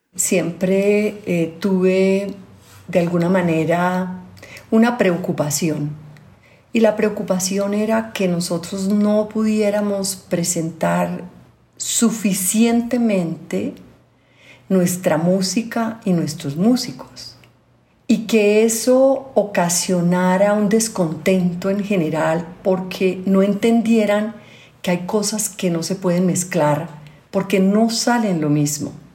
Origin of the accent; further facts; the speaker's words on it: Colombia; also born or lived in Europe; con mi gente, en mi tierra